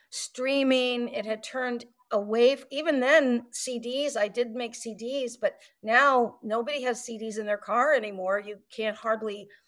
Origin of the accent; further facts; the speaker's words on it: Atlanta, Georgia, United States; born there; also born or lived in New York / Virginia; I was born here in Atlanta, but I spent most of my life up north uh, in New York and Virginia, actually, where I had my early career.